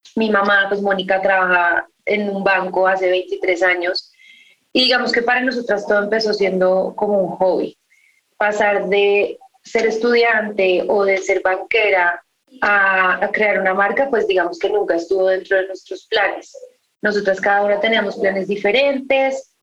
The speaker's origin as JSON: {"language": "Spanish", "country": "Colombia", "said": "uno como colombiano"}